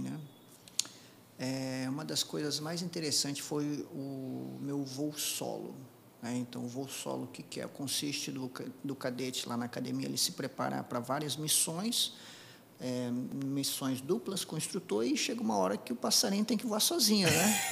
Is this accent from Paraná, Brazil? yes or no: yes; Apucarana, Paraná, Brazil; moved away; Eu, eu nasci no interior do Paraná, na cidade de Apucarana, eu era, era do sítio, da roça